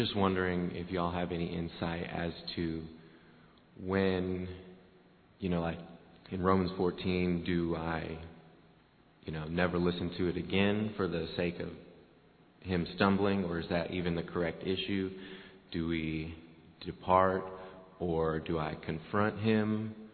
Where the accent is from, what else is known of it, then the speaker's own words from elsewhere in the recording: Chico, California, United States; I'm from Chico, California.